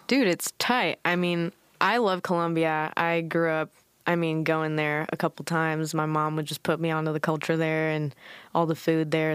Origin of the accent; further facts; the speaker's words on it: Newport Beach, California, United States; also born or lived in Irvine, California; I was born in Newport. Like, you know, my mother gave birth in Newport